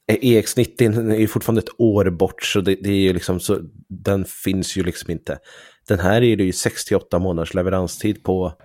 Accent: Sweden; Som svensk youtuber

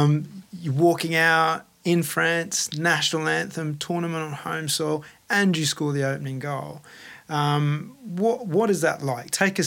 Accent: Australia; Hey, I'm Australian.

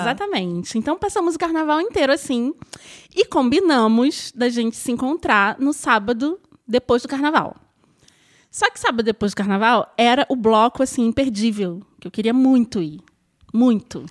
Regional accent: Rio de Janeiro, Brazil; obviamente sou carioca

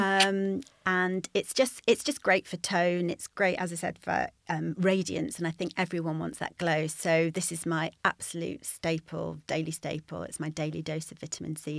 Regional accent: United Kingdom; moved away; also born or lived in Yorkshire; I grew up near the Peak District

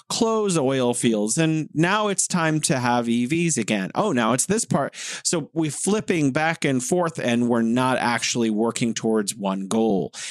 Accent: United States; now in China; I'm an American

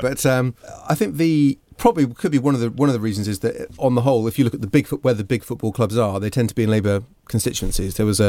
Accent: Herefordshire, West Midlands, United Kingdom; Well, I grew up in Herefordshire

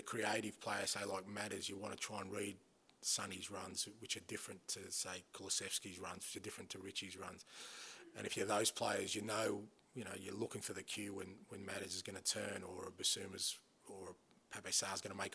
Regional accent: Australia; moved away; growing up in Australia

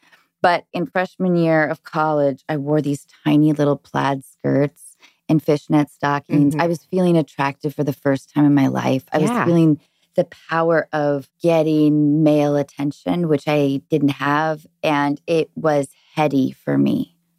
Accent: Seattle, Washington, United States; I grew up in Seattle in the 90s

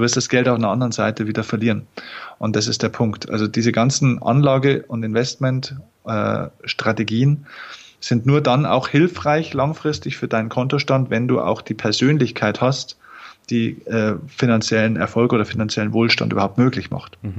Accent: Lower Bavaria, Germany; accent: Bavarian dialect (hidden); Ich komme aus Niederbayern

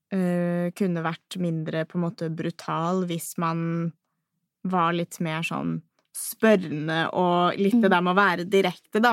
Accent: Norway; jeg er typisk norsk på det

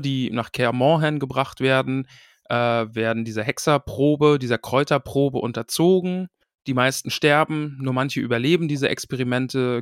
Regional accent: a few kilometres from Stralsund, Mecklenburg-Vorpommern, Germany; Das ist quasi ein paar Kilometer weiter weg von mir gewesen, wo ich groß geworden bin

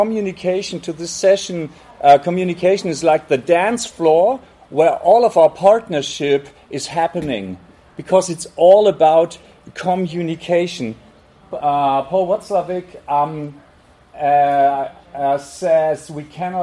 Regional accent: Hamburg, Germany; we're from Hamburg

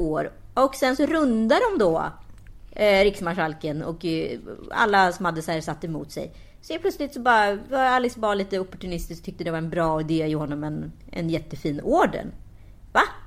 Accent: Sweden; vi eh, som är svenskar då, vi är ju lite udda här liksom.

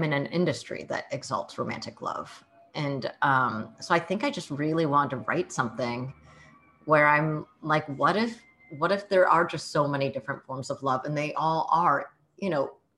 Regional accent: Bay Area, California, United States; first language Mandarin; English is a second language; moved away as an adult; also born or lived in San Jose / Seattle; I actually grew up in the Bay Area. I was born in San Jose in Kaiser Hospital, Santa Clara.

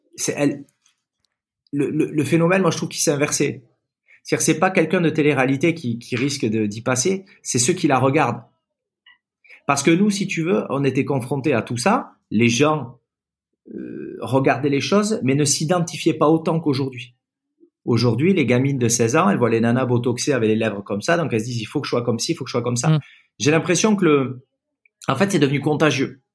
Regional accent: Basque Country, Nouvelle-Aquitaine, France; also born or lived in Toulouse; je suis né à Toulouse, j'ai émigré tout bébé au Pays Basque, où mes hum. parents venaient très souvent en vacances, et finalement ils m'ont emmené tout petit

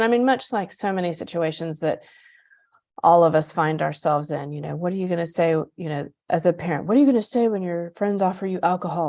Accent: Panama; also born or lived in Nicaragua; You know, my parents were teachers and I grew up in Panama and Nicaragua.

